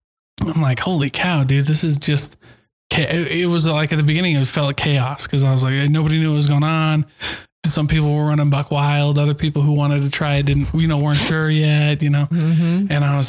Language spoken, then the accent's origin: English; Utah, United States; but I'm from Utah. They don't care.